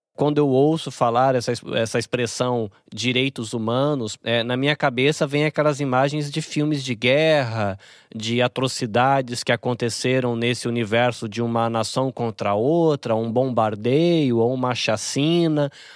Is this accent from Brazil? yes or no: yes; Brazil; moved away as an adult; now in Japan; eu como brasileiro vindo pra cá, que eu como esse peixinho que nasceu no aquário do Brasil